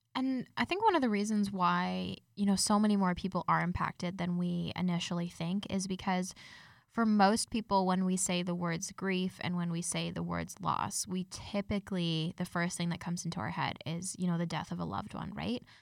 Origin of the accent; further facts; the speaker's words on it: Denver, Colorado, United States; now in Canada; I'm originally from Denver, Colorado